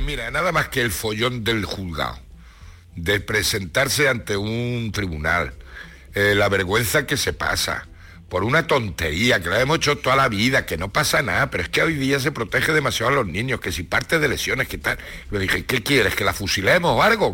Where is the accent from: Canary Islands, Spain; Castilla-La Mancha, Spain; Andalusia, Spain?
Castilla-La Mancha, Spain; Ciudad Real; now in Granada, Spain; en Ciudad Real